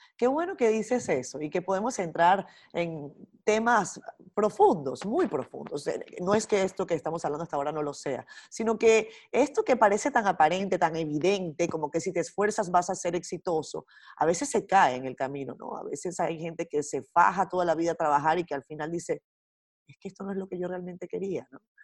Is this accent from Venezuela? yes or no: yes; Venezuela; moved away as an adult; now in Dominican Republic; yo nací en Venezuela, viví muchos años en Venezuela, casi toda mi vida